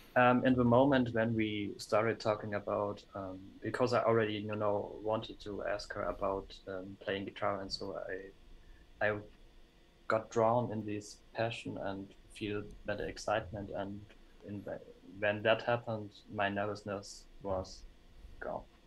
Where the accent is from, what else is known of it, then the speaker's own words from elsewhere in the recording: Germany; I'm from Germany